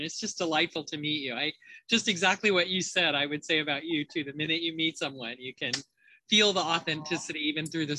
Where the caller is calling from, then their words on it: Redwood City, California, United States; also born or lived in Portland, Oregon; I'm in Redwood City, California. I just came down from Portland, Oregon a few days ago.